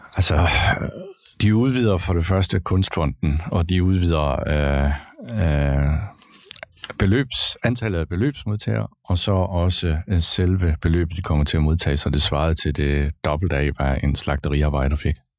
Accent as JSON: {"language": "Danish", "town": "Kolding", "region": "Southern Denmark", "country": "Denmark", "tie": "born or raised there", "said": "Jeg er født og opvokset i Kolding"}